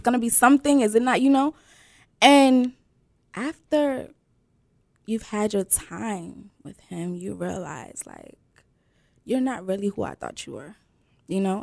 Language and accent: English; Prince George's County, Maryland, United States; I'm from Prince George's County, Maryland, with roots deep in Sierra Leone.